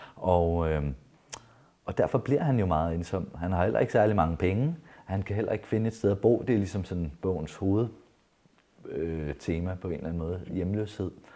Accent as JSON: {"language": "Danish", "region": "Jutland", "country": "Denmark", "tie": "born or raised there", "said": "der, hvor jeg er vokset op, fra det sted i Jylland"}